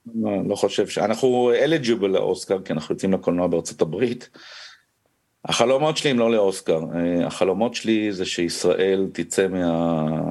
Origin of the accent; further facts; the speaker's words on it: Israel; אני קודם כל לא פלסטיני, אני ישראלי